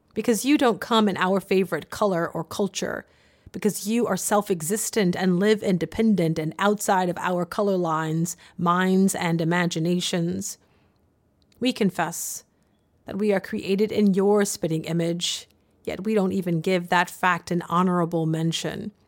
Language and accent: English; the South, United States; born or raised there